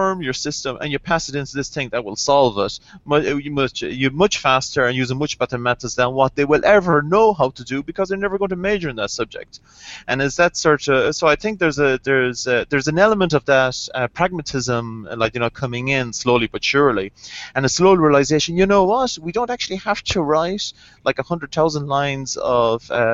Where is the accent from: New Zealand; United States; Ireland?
Ireland; I'm Irish, I don't pronounce THs.